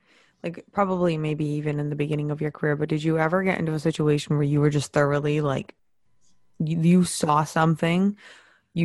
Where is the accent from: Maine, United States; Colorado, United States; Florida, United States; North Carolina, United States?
Maine, United States; I'm from Maine.